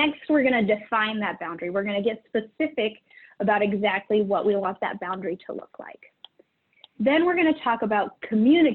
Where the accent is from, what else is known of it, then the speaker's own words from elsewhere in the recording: Idaho, United States; moved away; also born or lived in Utah; I grew up in Idaho, and we have a really weirdly shaped state